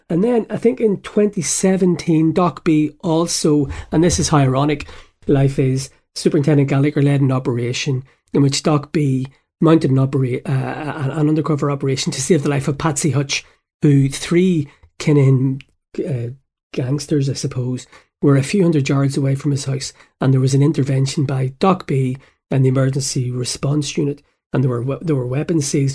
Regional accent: Belfast, Northern Ireland, United Kingdom; moved away; growing up in Belfast in the seventies

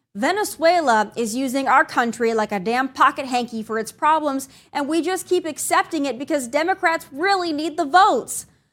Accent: South Dakota, United States; my home state of South Dakota

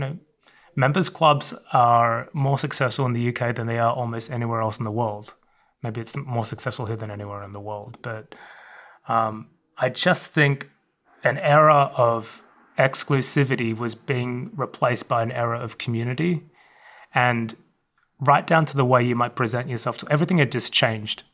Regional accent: Melbourne, Victoria, Australia; moved away; I grew up in the suburbs of Melbourne, Australia

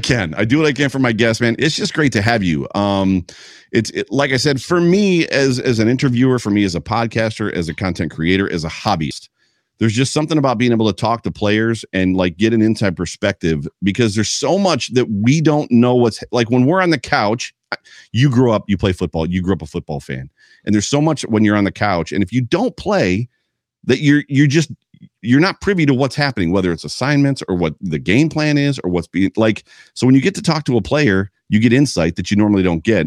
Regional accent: Lime Lake, Cattaraugus County, Southern Tier, New York, United States; I grew up on Lime Lake in the Southern Tier in Cattaraugus County

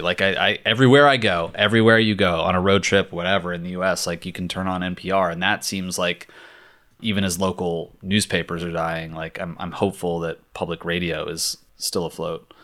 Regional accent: Richmond, Virginia, United States; now in Los Angeles, United States; the Richmond Times Dispatch in my hometown

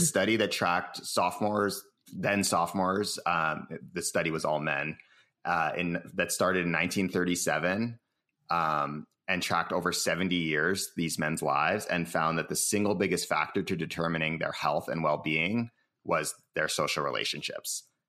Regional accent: Cambridge, Massachusetts, United States; now in San Francisco, United States; I live in San Francisco, California. I was born in Cambridge, Massachusetts

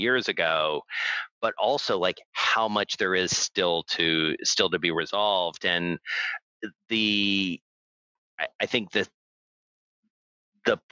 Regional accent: Atlanta, Georgia, United States; now in New York, United States; I grew up in Atlanta, I'm a Braves fan.

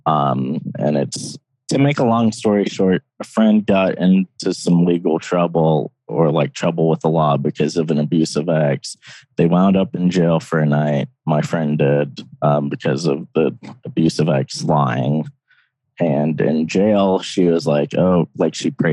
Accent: Loudondale, Appalachia, United States; I grew up in this small holler called Loudondale

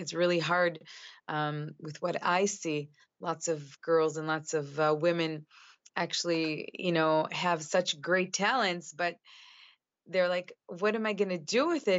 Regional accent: Chicago, Illinois, United States; moved away as an adult; now in Israel; at the age of five, my father was uh, sent. Um, he received a scholarship to uh, finish his PhD in the University of Chicago.

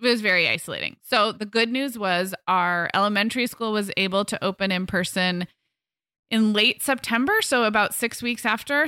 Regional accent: Santa Barbara, California, United States; moved away as an adult; we moved our family, um, up to, back to my hometown in July

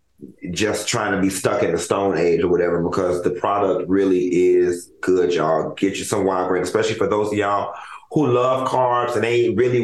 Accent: Miami, Florida, United States; Growing up in Miami

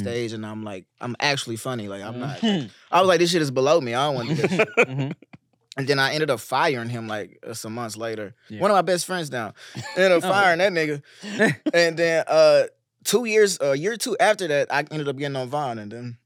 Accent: Arlington, Texas, United States; moved away; Texas. Part of Texas. Arlington, Texas. It's over by Dallas and Fort Worth

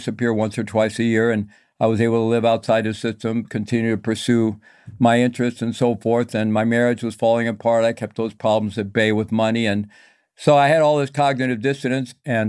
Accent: Midwest, United States; And I grew up in the Midwest, Roman Catholic upbringing, basically a good family

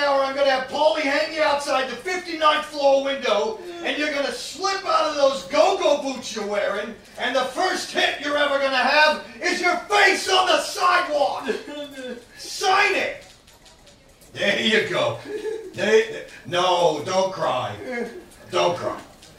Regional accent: Cincinnati, Ohio, United States; Well, I was like any other young person growing up in Cincinnati in the early 60s, enjoying the rock and the roll.

